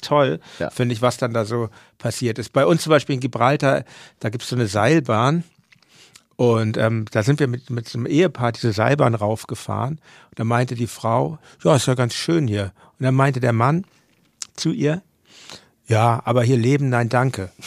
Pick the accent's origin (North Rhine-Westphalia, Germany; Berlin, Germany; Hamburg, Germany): Hamburg, Germany; als Hamburger